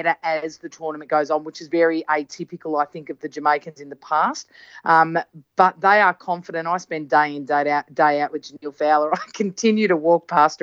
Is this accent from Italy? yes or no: no; Australia; I am an Australian